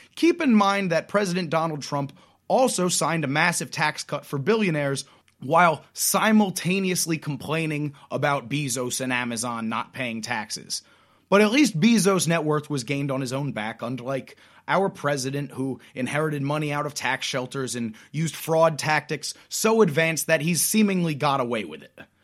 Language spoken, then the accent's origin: English; Pennsylvania, United States; My home state of Pennsylvania